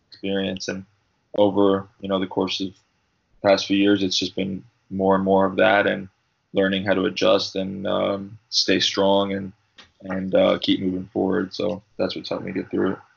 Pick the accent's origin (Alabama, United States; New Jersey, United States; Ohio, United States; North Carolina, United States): New Jersey, United States; also born or lived in Long Island, New York; I lived there till I was about seven, and then my family moved to New Jersey because uh, my dad uh, was a priest